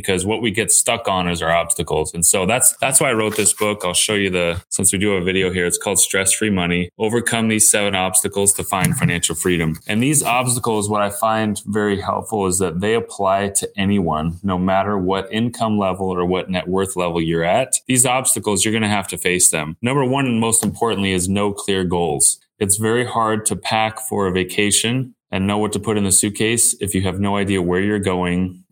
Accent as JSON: {"language": "English", "region": "Southern California", "country": "United States", "tie": "born or raised there", "said": "So I grew up here in Southern California"}